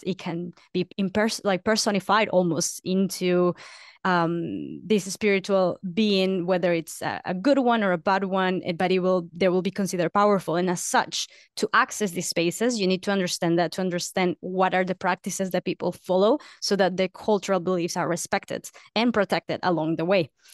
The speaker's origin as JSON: {"language": "English", "region": "Lima", "country": "Peru", "tie": "born or raised there", "moved": "as an adult", "said": "I was born and raised in Peru, uh, up until I was eighteen, And I was born in the city, in the capital, Lima"}